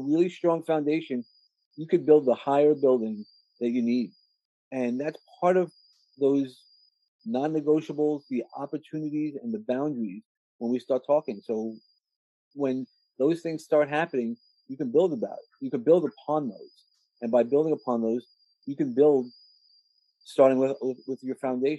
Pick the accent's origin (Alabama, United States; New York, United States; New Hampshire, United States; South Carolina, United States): New York, United States; I come from New York